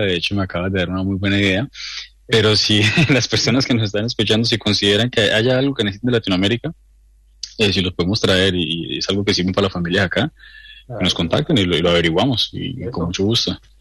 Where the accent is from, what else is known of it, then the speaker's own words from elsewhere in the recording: Colombia; now in New Zealand; yo soy de Colombia